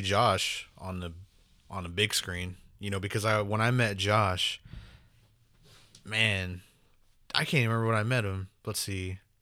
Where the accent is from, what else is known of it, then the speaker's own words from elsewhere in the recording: Oklahoma, United States; growing up in Oklahoma